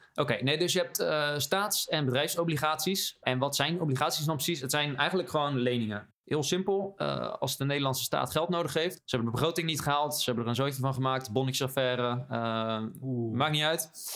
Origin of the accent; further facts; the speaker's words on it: Rotterdam, South Holland, Netherlands; als Rotterdammer